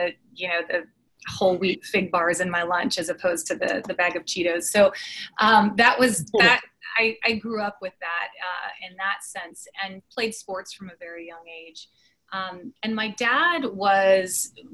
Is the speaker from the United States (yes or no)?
yes; Austin, Texas, United States; moved away as an adult; now in Dallas, United States; I grew up in Austin, and I grew up going to the hike and bike trail